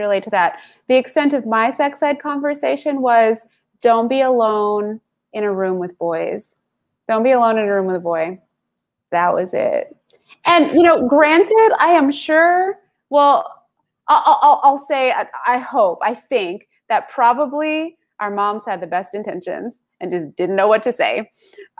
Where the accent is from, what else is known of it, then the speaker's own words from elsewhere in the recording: the South, United States; I grew up in the South here in the US